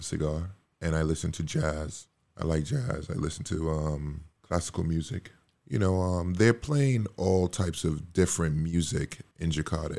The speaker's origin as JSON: {"language": "English", "country": "Montserrat", "tie": "born or raised there", "also_born_or_lived": "Dominica", "moved": "yes", "said": "I was born in Dominica, you know, raised in Montserrat"}